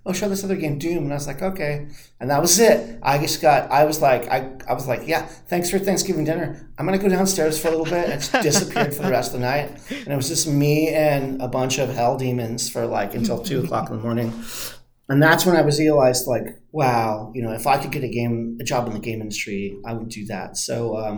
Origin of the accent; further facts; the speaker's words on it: Santa Monica, California, United States; I grew up in Santa Monica